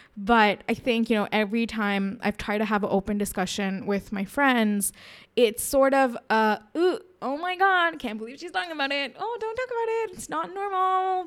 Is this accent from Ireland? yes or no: no; India; we, as Indian women